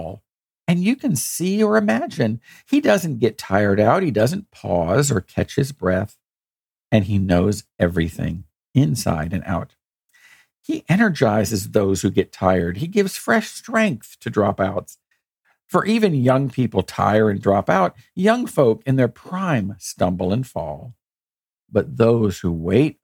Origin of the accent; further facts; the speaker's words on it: United States; we've faced a lot of challenges as an American people